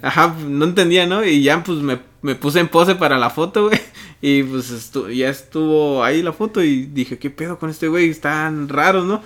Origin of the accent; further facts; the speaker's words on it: Mexico; como mexicano